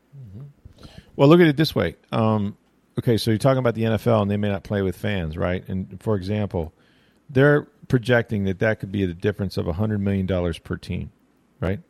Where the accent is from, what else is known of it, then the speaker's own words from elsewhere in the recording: Florida, United States; I'm from Florida